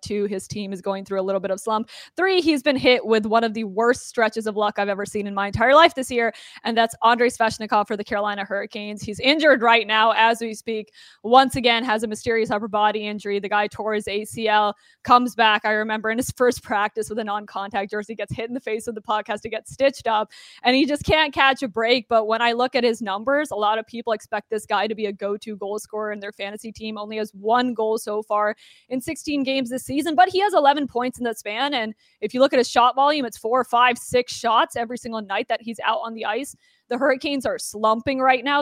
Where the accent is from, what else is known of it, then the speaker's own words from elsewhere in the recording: Toronto, Ontario, Canada; now in United States; I'm also from Toronto